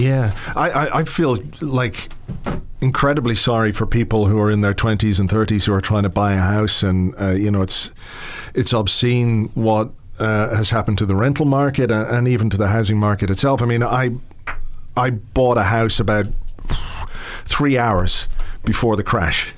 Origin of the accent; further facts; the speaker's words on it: England, United Kingdom; now in Ireland; I was born in England, you know, to, to Irish parents who moved over there in, in the 60s and uh, I lived there in the 70s